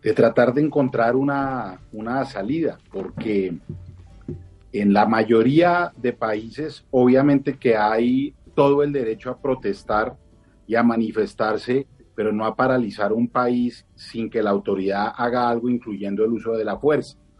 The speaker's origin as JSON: {"language": "Spanish", "region": "Bogotá", "country": "Colombia", "said": "como bogotano"}